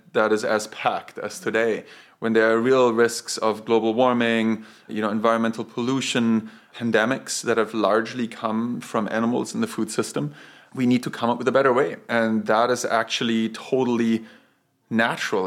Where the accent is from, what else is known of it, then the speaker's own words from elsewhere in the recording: Bavaria, Germany; moved away; I grew up in Bavaria